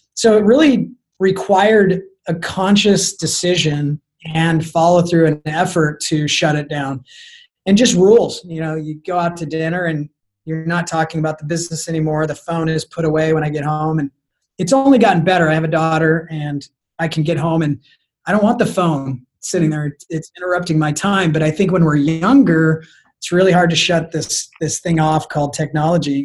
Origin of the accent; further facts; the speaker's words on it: Arizona, United States; moved away as an adult; now in San Diego, United States; I was from Arizona